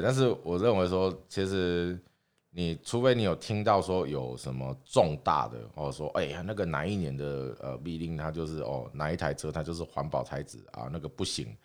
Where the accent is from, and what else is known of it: Taiwan